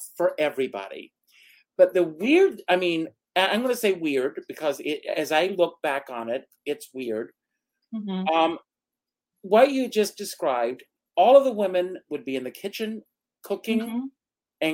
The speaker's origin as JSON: {"language": "English", "region": "South Carolina", "country": "United States", "tie": "born or raised there", "moved": "as an adult", "said": "I grew up in South Carolina. I grew up on a tobacco farm"}